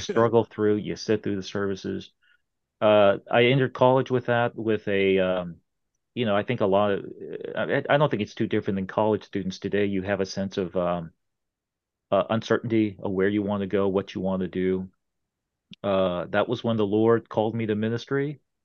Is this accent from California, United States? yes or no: yes; Irvine, California, United States; moved away; I was, uh, uh, uh, practically born and raised in Southern California